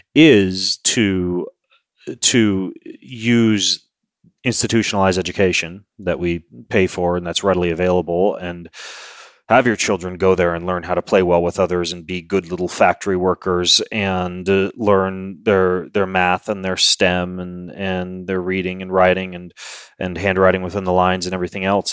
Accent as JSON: {"language": "English", "town": "Lewiston", "region": "Idaho", "country": "United States", "tie": "born or raised there", "said": "I grew up in Lewiston, Idaho"}